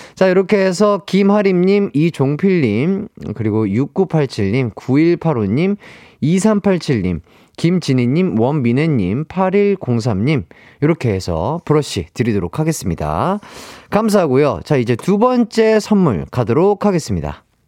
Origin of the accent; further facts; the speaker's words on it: Gwangju, South Korea; now in Seoul, South Korea; 전라도 광주. 아, 저희 고향이죠